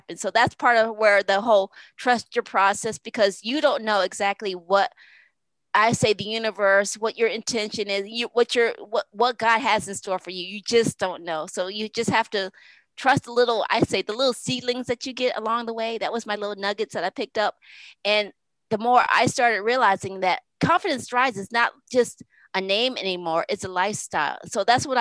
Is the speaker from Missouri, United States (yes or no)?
no; Connecticut, United States; I'm from Connecticut. So that's what we do. We walk cornfields when I was a kid